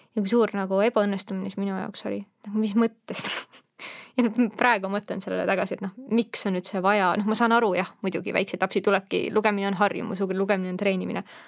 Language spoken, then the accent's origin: Estonian; Estonia; also born or lived in Netherlands; ma olen eestlane